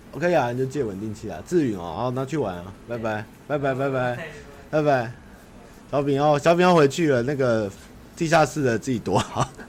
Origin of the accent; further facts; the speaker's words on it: Taipei, Taiwan; 我小时候在台北，比如说那时候中华商场都还在的时候